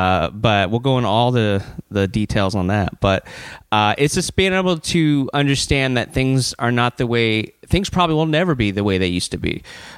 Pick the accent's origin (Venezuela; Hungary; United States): United States; Baton Rouge, Louisiana; now in Polk County, United States; Originally from Baton Rouge, Louisiana.